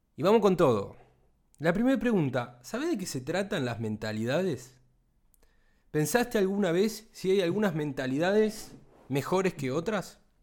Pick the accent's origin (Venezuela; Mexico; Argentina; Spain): Argentina; Acá en Argentina, de donde soy yo